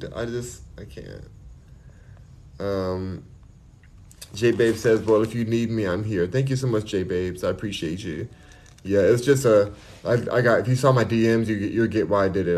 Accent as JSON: {"language": "English", "town": "Los Angeles", "region": "California", "country": "United States", "tie": "born or raised there", "said": "I'm from Los Angeles, I'm from here, born and raised"}